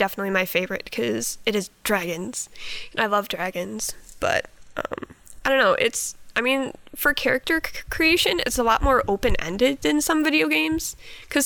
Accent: Milwaukee, Wisconsin, United States; I am 23 years old, and I am from Milwaukee, Wisconsin.

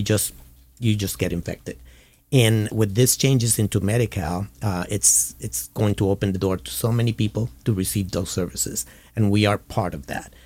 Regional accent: Puerto Rico; moved away as an adult; now in California, United States; I was born and raised in Puerto Rico and moved to California

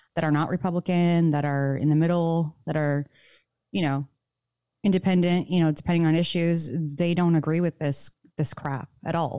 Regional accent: Michigan, United States; now in Nevada, United States; the public schools I grew up in Michigan

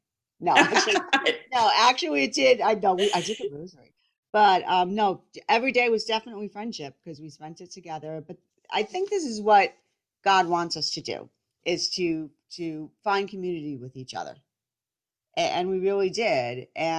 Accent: New Jersey, United States; I'm a Catholic wife, mom, and I'm from New Jersey.

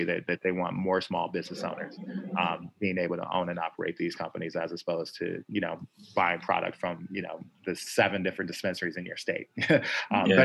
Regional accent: Chicago, Illinois, United States; moved away; I'm from Chicago originally

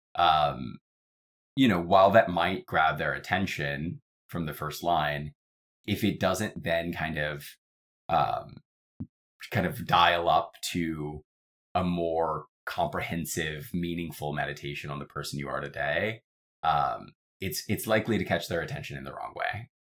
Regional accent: Atlanta, Georgia, United States; now in New York, United States; am from Atlanta, Georgia originally. I live in New York today

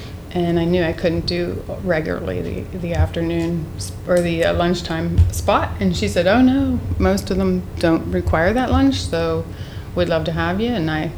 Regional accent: Mount Lebanon, Pennsylvania, United States; I grew up in Mount Lebanon and I walked to every school that I went to.

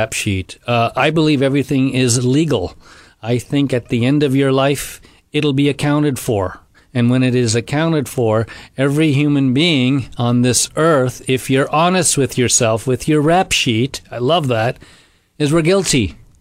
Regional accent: India; moved away; We were in India, my home country.

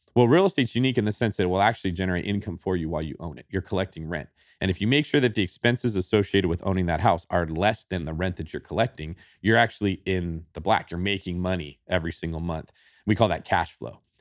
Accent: Manteca, California, United States; I grew up in Manteca, California, which is about an hour and a half east of San Francisco

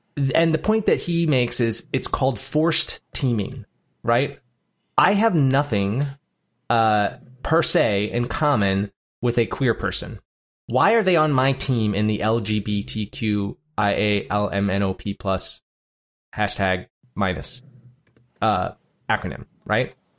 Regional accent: United States; I was born in America and not Djibouti.

